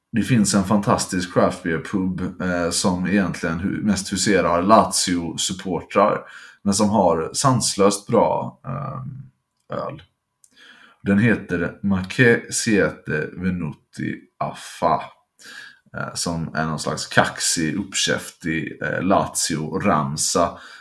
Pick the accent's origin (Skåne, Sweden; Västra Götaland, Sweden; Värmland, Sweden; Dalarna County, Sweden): Västra Götaland, Sweden; Gothenburg; som göteborgare